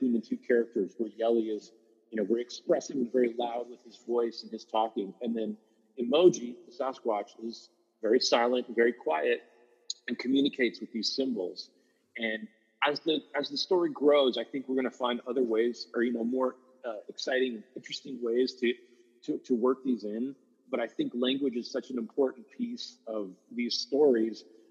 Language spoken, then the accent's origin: English; Chickaloon, Alaska, United States; we're from Chickaloon